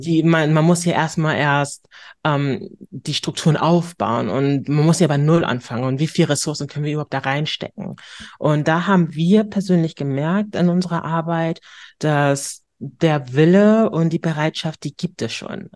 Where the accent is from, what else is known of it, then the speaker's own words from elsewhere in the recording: Hamburg, Germany; accent: northern German; ich bin Hamburgerin durch und durch